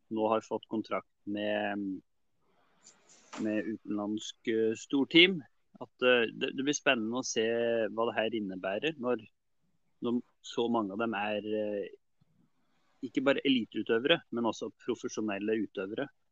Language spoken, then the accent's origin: Norwegian; Trysil, Innlandet, Norway; Vi er jo fra Trysil